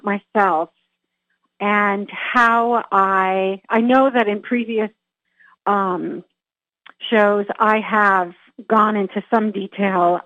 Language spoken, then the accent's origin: English; California, United States; I grew up in California, and I grew up with a very talented, incredibly talented family